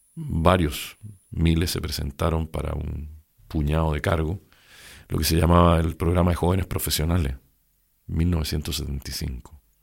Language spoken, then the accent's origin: Spanish; Santiago, Santiago Metropolitan Region, Chile; yo nací en Santiago el año 1947